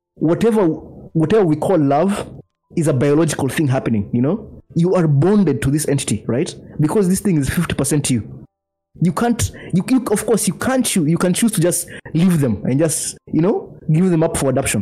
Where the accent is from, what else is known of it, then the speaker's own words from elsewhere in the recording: Nairobi, Kenya; I grew up in Nairobi as well and where my family lives in Karen